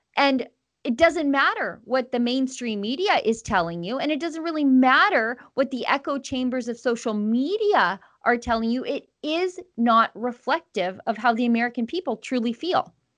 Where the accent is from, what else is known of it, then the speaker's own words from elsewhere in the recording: Canada; as a Canadian